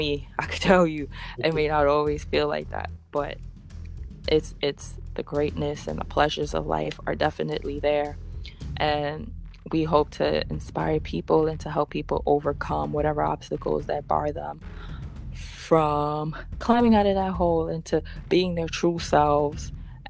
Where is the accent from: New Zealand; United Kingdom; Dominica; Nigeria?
Dominica; now in New York, United States; I have family in Guadeloupe. I was born in Dominica